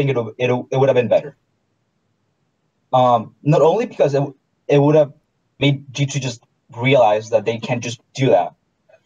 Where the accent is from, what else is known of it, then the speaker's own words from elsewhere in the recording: Chile; I'm Chile.